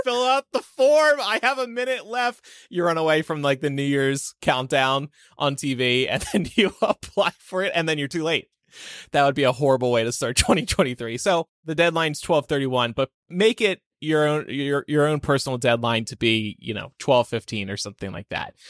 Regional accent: New Jersey, United States; I am from New Jersey

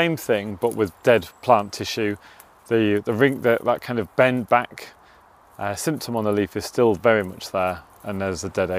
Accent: Yorkshire coast, Yorkshire and the Humber, United Kingdom; moved away; also born or lived in Surrey; I grew up on the Yorkshire coast and I didn't know what a sweet chestnut really looked like till I came to the southeast.

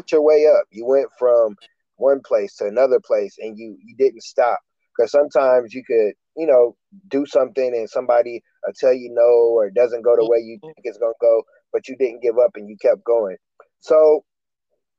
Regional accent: Michigan City, Indiana, United States; I'm from Michigan City, Indiana, small town

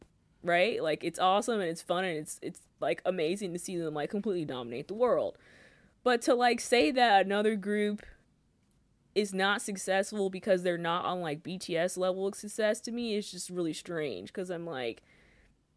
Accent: United States; I am an American.

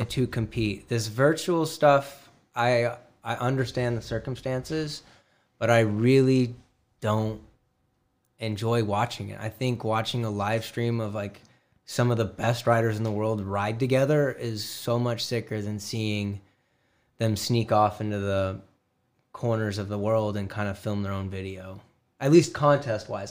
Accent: Glendale, Arizona, United States; I am from Glendale, Arizona.

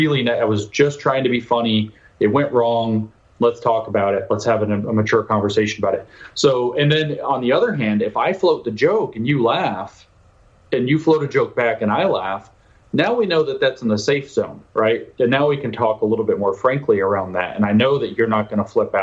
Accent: United States; I'm an American

